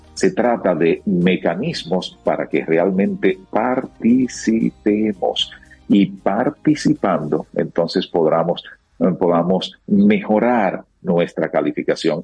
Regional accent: Dominican Republic

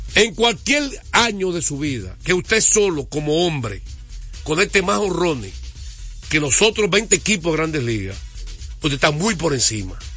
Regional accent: United States; now in Dominican Republic; que era niño y me crié en Estados Unidos

